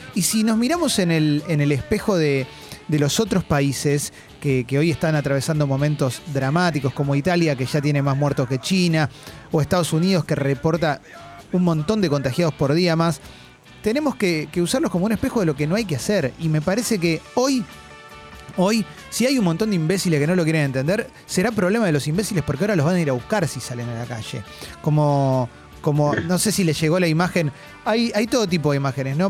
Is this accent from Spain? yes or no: no; Argentina; como argentino